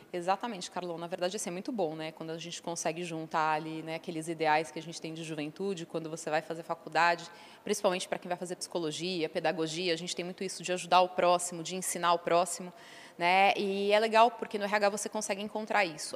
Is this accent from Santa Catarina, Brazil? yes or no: no; São Paulo, Brazil; Eu sou de São Paulo mesma, né, nasci aqui, estudei, morei um tempo fora é, eh, para estudar idioma, mas sou de São Paulo, natural